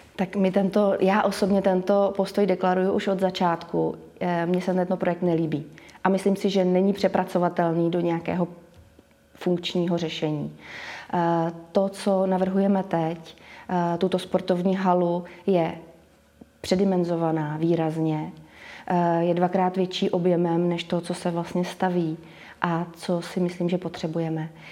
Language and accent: Czech; Boskovice, South Moravian Region, Czechia; also born or lived in Prague; Boskovice jsem vnímala vždycky jako město, kde máme všechno. A když jsem se vrátila z Prahy, kdy jsem žila